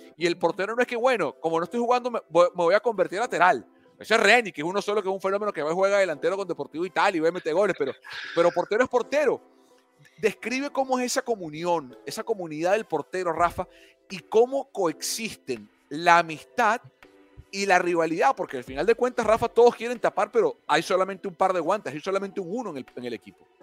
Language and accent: Spanish; Venezuela; Yo como venezolano